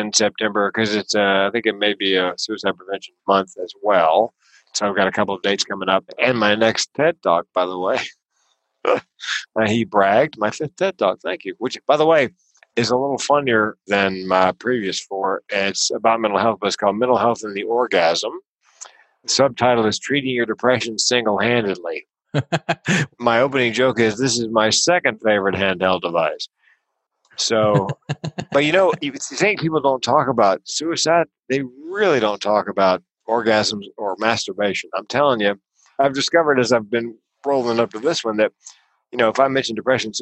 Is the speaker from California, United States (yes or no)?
no; North Carolina, United States; I grew up in the South in North Carolina, which was, you know, Tobacco Road